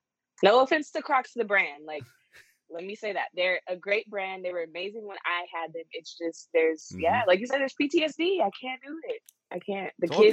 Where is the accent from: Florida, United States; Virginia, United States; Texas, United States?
Texas, United States; Like, my hometown is 2.5 hours away from Dallas.